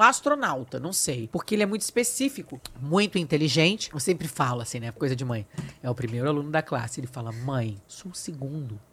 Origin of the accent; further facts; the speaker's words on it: Brazil; accent: Brazilian; moved away as an adult; now in Portugal; sou brasileira